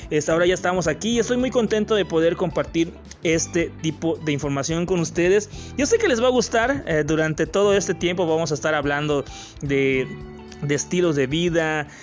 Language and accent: Spanish; Yucatán, Mexico; soy de México, de un estado que se llama Yucatán, que está al sureste de México